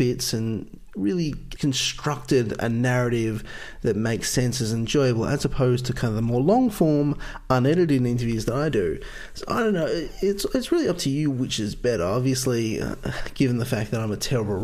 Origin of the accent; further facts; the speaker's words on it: Australia; I'm from Australia